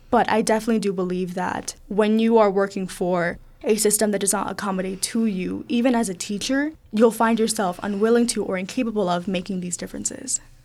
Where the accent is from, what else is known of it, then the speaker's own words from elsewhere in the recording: South Texas, United States; also born or lived in Mexico; now in Pittsburgh, United States; I moved to South Texas when I was very young